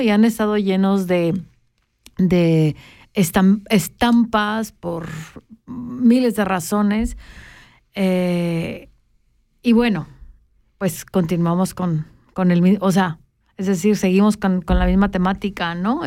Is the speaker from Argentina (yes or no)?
no; Mexico; now in Switzerland; de donde yo vengo, que es la frontera sur de, México, que es literalmente la última estación de todo México